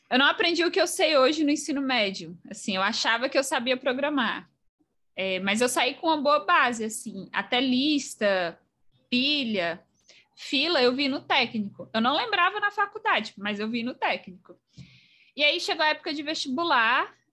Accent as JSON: {"language": "Portuguese", "region": "Bahia", "country": "Brazil", "said": "eu fiz Cefet, eu sou baiana, e aí eu mudei de cidade para fazer o ensino médio integrado com o técnico."}